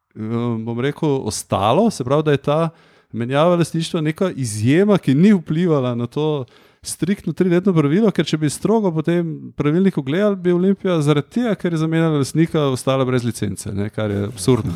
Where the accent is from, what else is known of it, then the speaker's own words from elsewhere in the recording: Ljubljana, Central Slovenia, Slovenia; Sem Ljubljančan, čeprav so moji starši štajrci, ampak jaz sem Ljubljančan